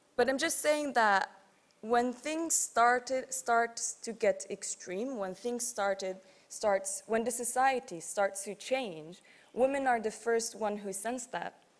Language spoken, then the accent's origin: English; Tripoli, Tripoli District, Libya; I'm from Tripoli, the west